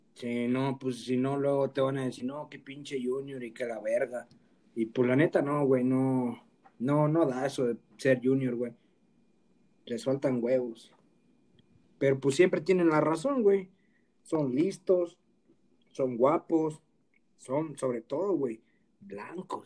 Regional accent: Guerrero, Mexico; soy de Guerrero

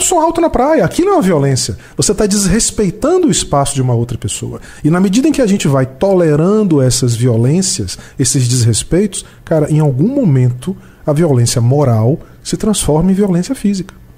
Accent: Brazil; nós, como brasileiros

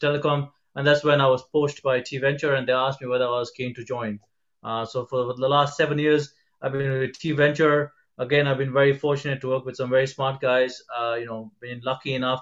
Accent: Kenya; moved away as an adult; now in London, United Kingdom; I was originally born and brought up in Kenya. I spent the first 19 years of my life there.

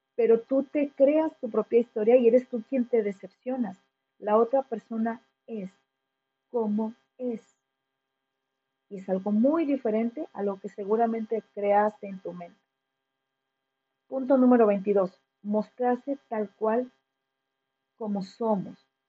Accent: Mexico; quienes somos mexicanos

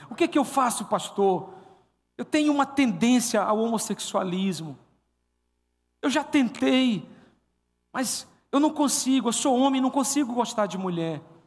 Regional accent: Paraíba, Brazil; eu sou paraibano

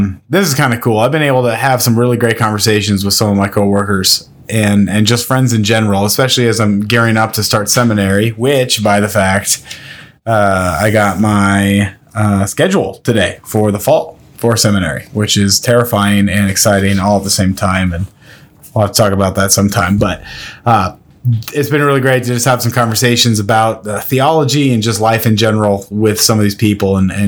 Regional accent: Nebraska, United States; I'm not from Minnesota. I am born and raised in Nebraska, but I, for some reason, inherited that weird A sound thing.

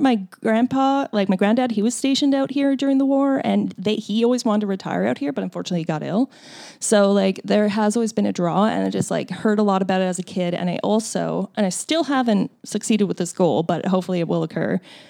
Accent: Newfoundland and Labrador, Canada; moved away; I identify as a Newfoundlander before a Canadian.

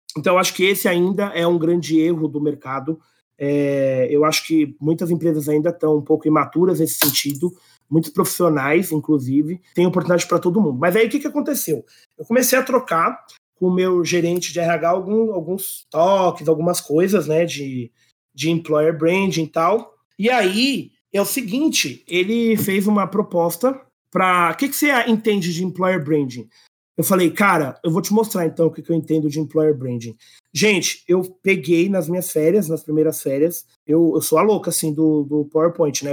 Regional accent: São Paulo, Brazil; Eu sou aqui paulistano mesmo, nasci em São Paulo

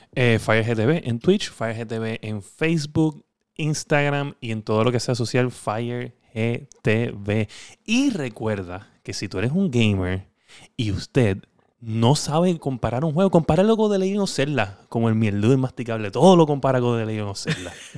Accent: Puerto Rico; como boricuas que somos

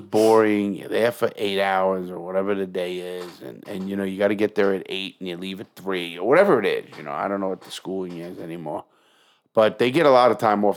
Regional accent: New York, United States; moved away; also born or lived in Fort Lauderdale; I'm from New York

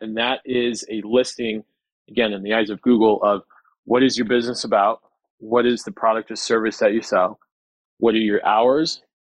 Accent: Colorado, United States; I'm from Colorado and we have trestle in Winter Park.

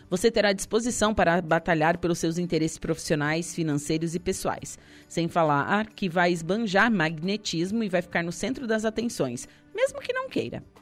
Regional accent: Passo de Torres, Santa Catarina, Brazil; Minha mãe é do Passo de Torres. Me criei na Rosa do Mar, na Bela, enfim.

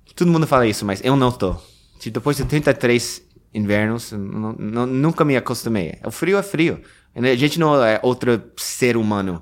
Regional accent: New Jersey, United States; Portuguese is a second language; now in New York, United States; eu sou de Nova Jersey

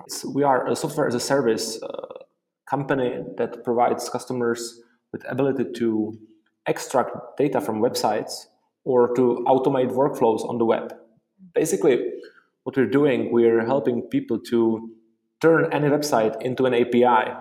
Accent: Prague, Czechia; also born or lived in Dublin, Ireland; I am from Prague, the Czech Republic

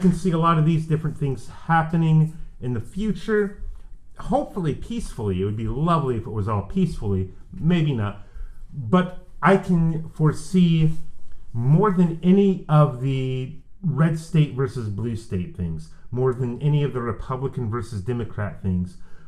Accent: Minnesota, United States; I am Minnesotan. I am not the same as New Yorker.

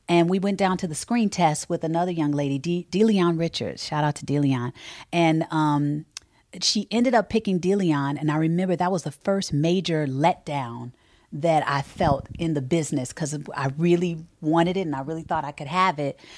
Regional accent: Chicago, Illinois, United States; I'm from Chicago

